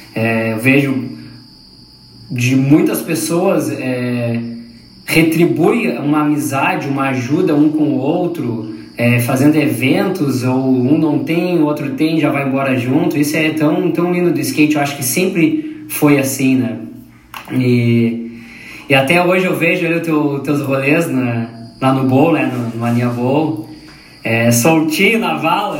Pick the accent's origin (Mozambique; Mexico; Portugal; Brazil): Brazil; Pelotas, Rio Grande do Sul; eu sou de Pelotas